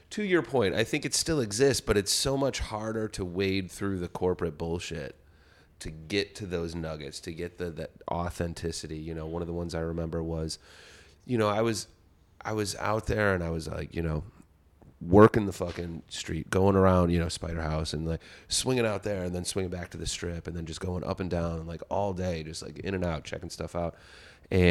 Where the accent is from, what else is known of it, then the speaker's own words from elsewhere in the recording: Chicago, Illinois, United States; being a Chicagoan